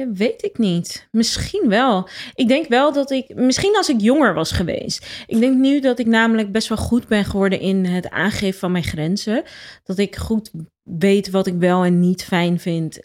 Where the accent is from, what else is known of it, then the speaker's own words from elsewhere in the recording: Rotterdam, South Holland, Netherlands; ik ben opgegroeid in Rotterdam. Eh, op Zuid.